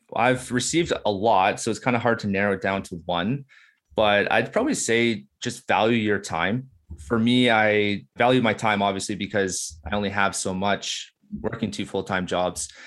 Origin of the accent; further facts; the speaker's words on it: Burlington, Ontario, Canada; now in Beamsville, Canada; I'm born and raised in Burlington, Ontario